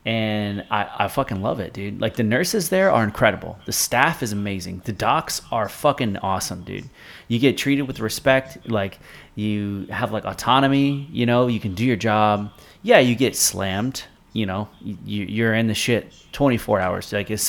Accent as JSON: {"language": "English", "region": "South Florida", "country": "United States", "tie": "born or raised there", "said": "I work at this hospital now in South Florida. That, now, we were raised here. Like, Francisco and I came from South Florida."}